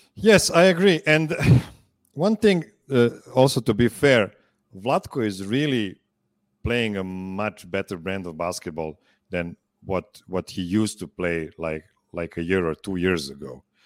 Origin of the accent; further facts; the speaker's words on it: Serbia; English is a second language; two Serbians